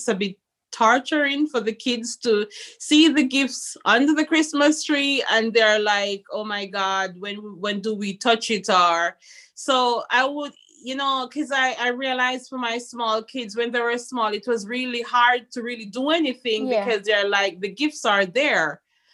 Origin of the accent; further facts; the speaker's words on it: Montego Bay, Saint James, Jamaica; moved away as an adult; now in Aarhus area, Denmark; I'm from Montego Bay, which is a tourist city as well.